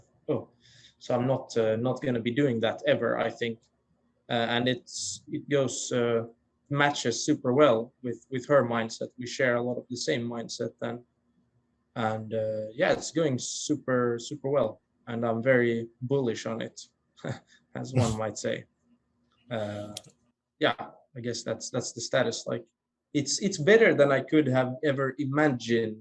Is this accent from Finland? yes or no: yes; Finland; first language Swedish; English is a second language; now in Stockholm, Sweden; it's actually my native language, even though I'm from Finland, I'm a Finn-Swede